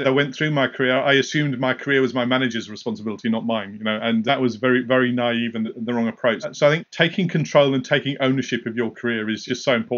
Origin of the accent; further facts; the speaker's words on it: Kingston, Jamaica; moved away; also born or lived in North East England; I was born and raised in Kingston, Jamaica